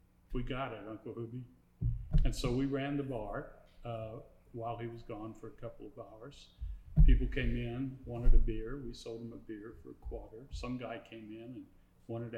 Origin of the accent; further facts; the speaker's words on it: Osage County, Missouri, United States; I grew up in Osage County, Missouri